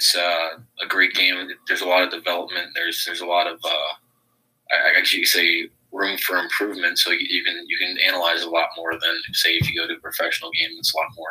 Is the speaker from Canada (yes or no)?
no; St. Louis, Missouri, United States; born in St. Louis, Missouri, and I currently still live here as well.